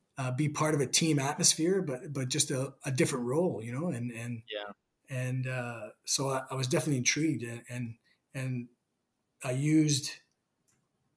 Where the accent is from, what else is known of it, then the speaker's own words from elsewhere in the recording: Canada; being Canadian